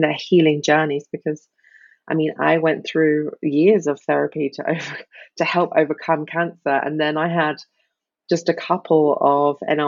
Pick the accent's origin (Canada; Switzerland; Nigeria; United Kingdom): United Kingdom; moved away as an adult; also born or lived in Australia; now in Germany; I am a Brit living in the sunny southwest of Germany.